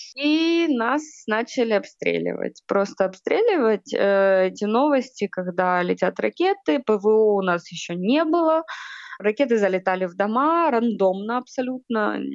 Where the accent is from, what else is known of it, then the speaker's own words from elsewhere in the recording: Kherson, Kherson Oblast, Ukraine; мы достаточно типичная семья, украинская, мы из Херсона